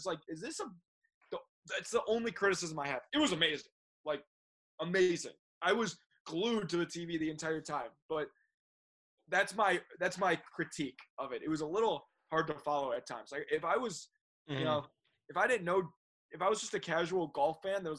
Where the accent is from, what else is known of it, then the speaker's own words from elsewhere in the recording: Chicago, Illinois, United States; growing up in Chicago.